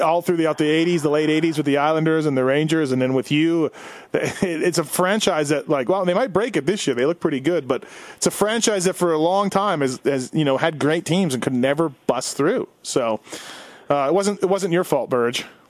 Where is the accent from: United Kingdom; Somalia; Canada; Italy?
Canada; Winnipeg, Manitoba; I grew up in Winnipeg